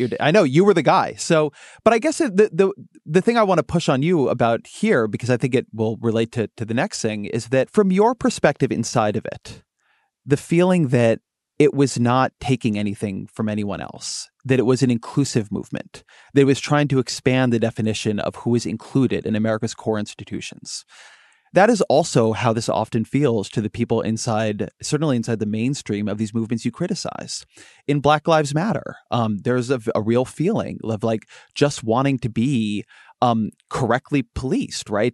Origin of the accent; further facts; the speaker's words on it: California, United States; I'm a Californian by birth